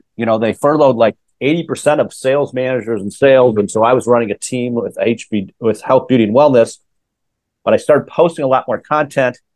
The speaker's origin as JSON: {"language": "English", "town": "Minneapolis", "region": "Minnesota", "country": "United States", "tie": "born or raised there", "said": "I grew up in in Minnesota, Minneapolis."}